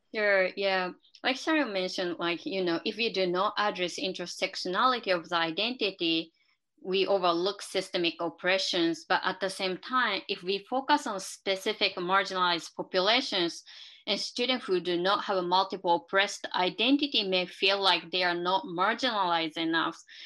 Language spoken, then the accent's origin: English; Japan; moved away; I live in uh, two different cultures and two different ideologies because I'm from Japan and I still follow some perspectives that um, I developed by living in Japan